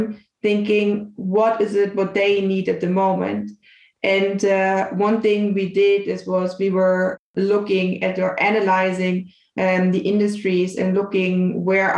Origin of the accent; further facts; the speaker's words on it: Bavaria, Germany; moved away; I was actually back at my hometown in Bavaria